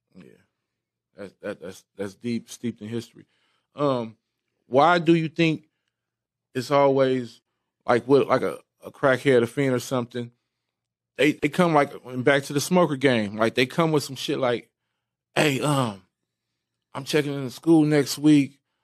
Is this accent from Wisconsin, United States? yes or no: no; Bellflower, California, United States; areas in, in Bellflower, California. Like that's where I come from